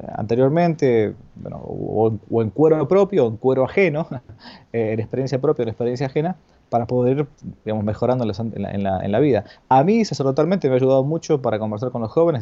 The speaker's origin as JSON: {"language": "Spanish", "country": "Argentina", "said": "yo estoy acá, en mi país, en Argentina"}